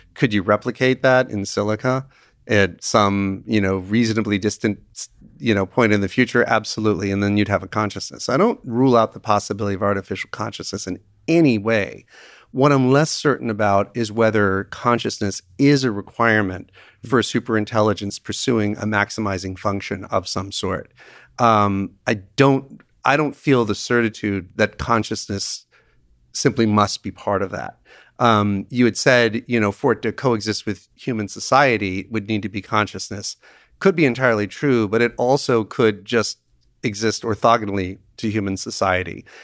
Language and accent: English; Connecticut, United States; my home state of Connecticut